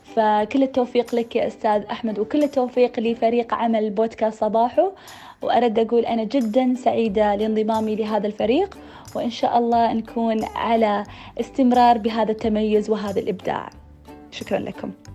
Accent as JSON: {"language": "Arabic", "country": "Sudan", "said": "من السودان"}